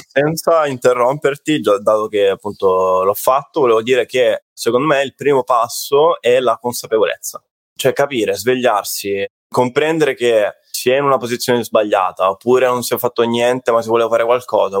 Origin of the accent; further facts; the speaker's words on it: Salento, Apulia, Italy; sono salentino, quindi salentino, pizzica, pizzica, notte da Taranta, tamburello